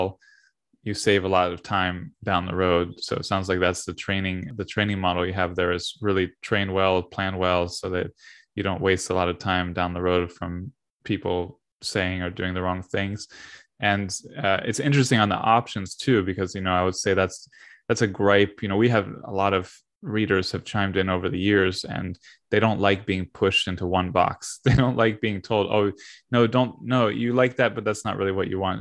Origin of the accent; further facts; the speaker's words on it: Florida, United States; I'm from Florida. I'm in Florida now